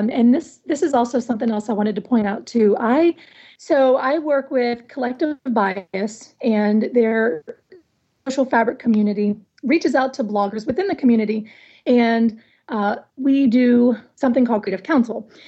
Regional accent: Michigan, United States; what a coincidence that we're both from Michigan.

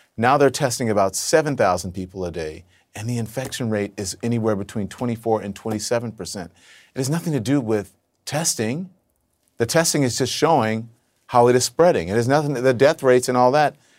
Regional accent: Louisiana, United States; moved away as an adult; also born or lived in Texas; now in New York, United States; I grew up in a red state, right? I lived in mostly red states

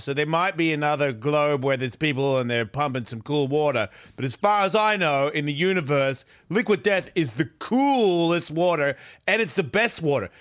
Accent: Australia; I'm Australian

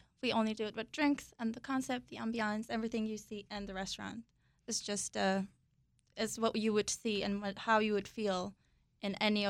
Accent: Turkey; moved away; I'm from Turkey

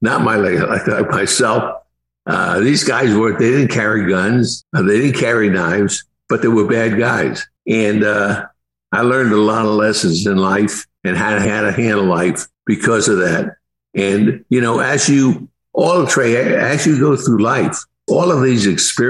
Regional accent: Newark, New Jersey, United States; I grew up in Newark, New Jersey

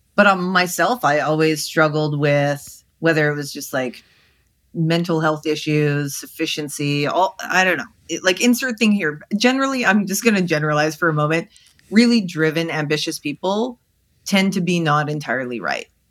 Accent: Canada; I'm Canadian

